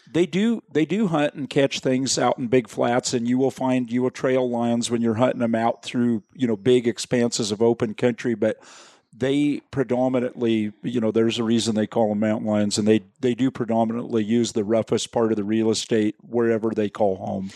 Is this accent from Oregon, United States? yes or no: yes; Willamette Valley, Oregon, United States; now in Central Oregon, United States; I actually was born and raised in the Willamette Valley West of here, but I've lived here in this part of the world since I was nineteen.